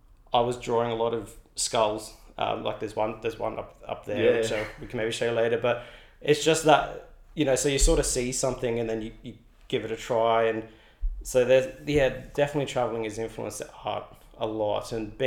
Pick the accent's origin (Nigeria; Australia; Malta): Australia; So, and when you come here, you, as an Aussie, you really do feel quite at home.